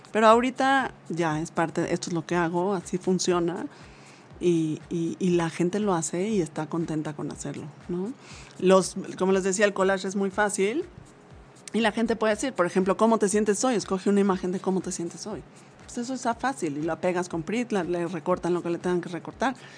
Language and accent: Spanish; Mexico; esa es una misión que tenemos como mexicanos